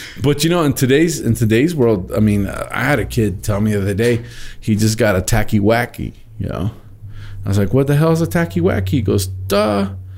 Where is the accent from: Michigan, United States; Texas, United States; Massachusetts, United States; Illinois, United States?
Texas, United States; I'm a Texan